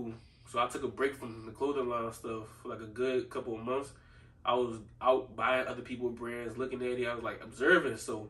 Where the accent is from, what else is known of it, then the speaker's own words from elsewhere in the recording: Philadelphia, Pennsylvania, United States; I grew up in Southwest Philly